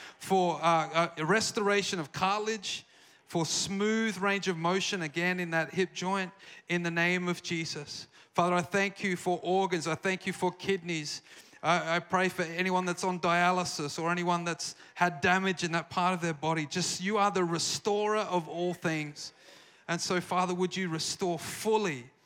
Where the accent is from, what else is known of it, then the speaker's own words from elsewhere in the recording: South Australia, Australia; accent: Australian; moved away as an adult; now in Redding, United States; I have an Australian accent, if you can't tell. I haven't lost it